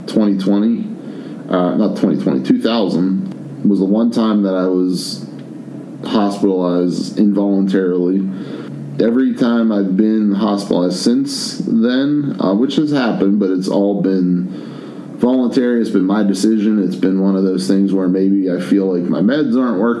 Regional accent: Penn Hills, Pennsylvania, United States; also born or lived in Virginia; I'm from Penn Hills

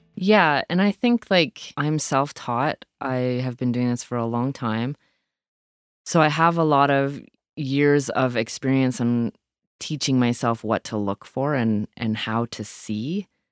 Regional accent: Owen Sound, Ontario, Canada; also born or lived in Hepworth, Ontario; now in Nova Scotia, Canada; I grew up in Owentown, Ontario, but I grew up on the outskirts of Owentown

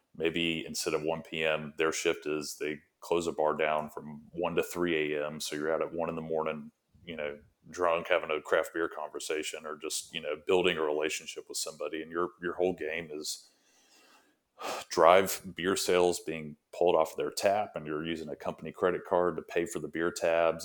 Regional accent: Alabama, United States; moved away as an adult; now in Tampa, United States; I had gone to school in Alabama and grew up there

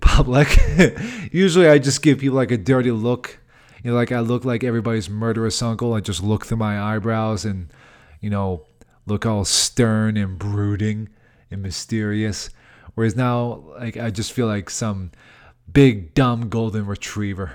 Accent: Boston, Massachusetts, United States; moved away; working out in my hometown

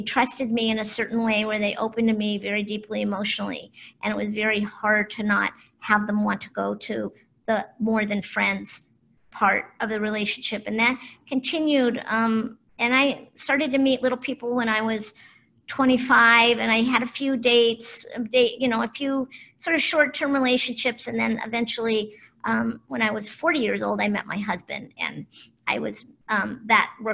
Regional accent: Cleveland, Ohio, United States; also born or lived in Boulder, Colorado / Kona, Hawaii / Marin County, California; now in Ojai, United States; I was born in Cleveland, Ohio

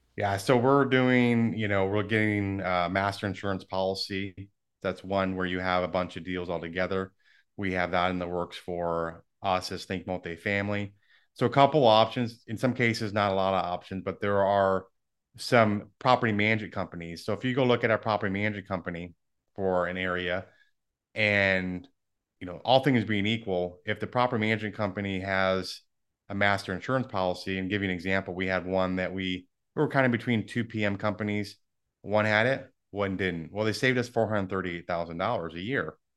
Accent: Michigan, United States; now in Dallas, United States; so I grew up in Michigan. I live in Dallas now.

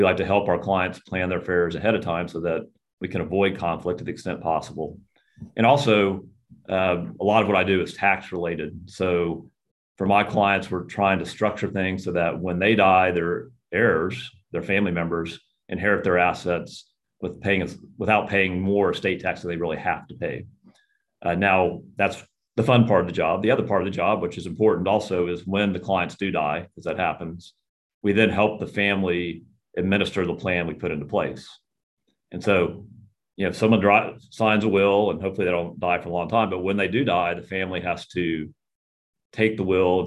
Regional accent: Houston, Texas, United States; I grew up in Houston. I'm a native Houstonian

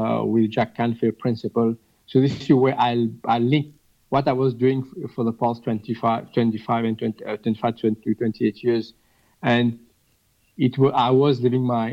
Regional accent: Mauritius; I'm from Mauritius

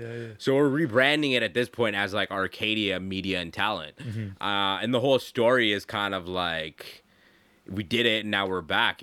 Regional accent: Toronto, Ontario, Canada; now in Ottawa, Canada; I was born in Toronto.

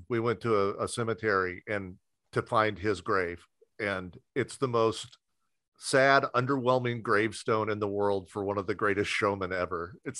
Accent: Southern Indiana, United States; I grew up in Southern Indiana

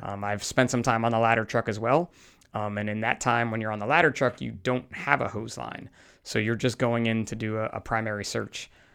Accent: New Jersey, United States; typical guy from New Jersey

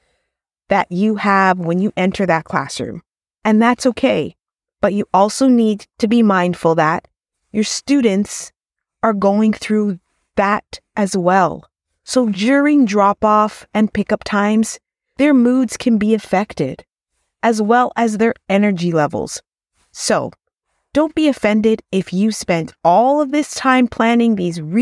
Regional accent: Ontario, Canada; I'm from Ontario, Canada

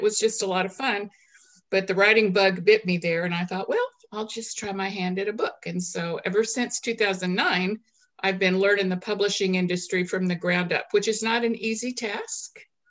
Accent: Little Rock, Arkansas, United States; also born or lived in South Dakota / Maryland; I'm an Air Force brat from a military family. I'm basically from Little Rock, Arkansas, but we've traveled all over the place.

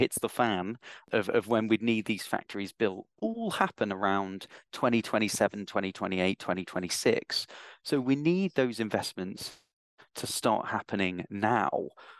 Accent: Durham, North East England, United Kingdom; now in London, United Kingdom; I may not sound it because I've been into London too long, but yeah, I am originally from Durham.

